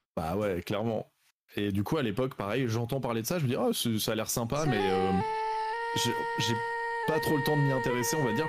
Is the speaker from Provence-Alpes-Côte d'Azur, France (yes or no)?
yes; Salon-de-Provence, Provence-Alpes-Côte d'Azur, France; je viens de Salon de Provence dans le sud